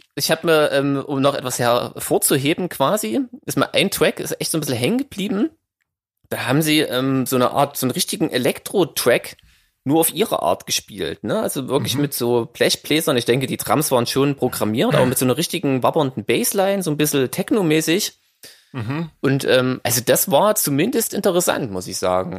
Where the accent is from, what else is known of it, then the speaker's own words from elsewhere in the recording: Saxony, Germany; ich als Sachse